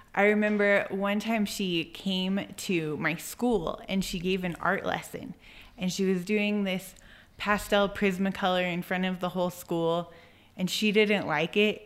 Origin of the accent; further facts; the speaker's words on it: Albuquerque, New Mexico, United States; also born or lived in Santa Clara Pueblo; I was born in Albuquerque. I grew up in Albuquerque. I lived there until two thousand nine, until I was about twenty-two.